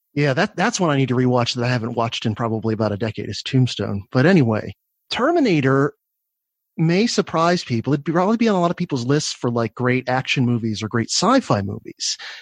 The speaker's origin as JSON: {"language": "English", "region": "Florida", "country": "United States", "tie": "born or raised there", "said": "I grew up in Florida"}